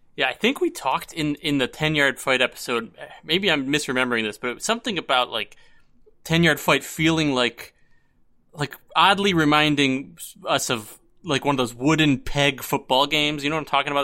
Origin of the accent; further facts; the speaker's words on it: Buffalo, New York, United States; I'm from Buffalo